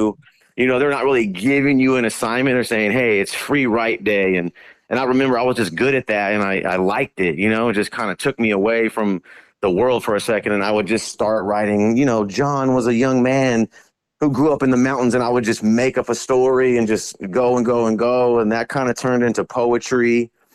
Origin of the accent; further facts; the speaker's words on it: Vallejo, California, United States; I was born and raised in Vallejo, California